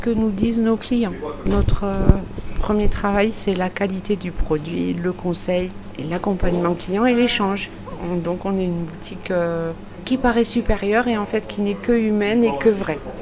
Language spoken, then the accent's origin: French; Lot-et-Garonne, Nouvelle-Aquitaine, France; now in Figeac, France; je suis originaire du Lot-et-Garonne